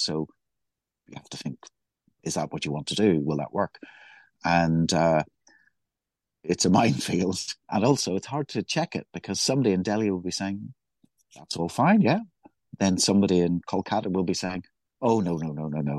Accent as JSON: {"language": "English", "town": "Belfast", "region": "Northern Ireland", "country": "United Kingdom", "tie": "born or raised there", "said": "growing up in Belfast"}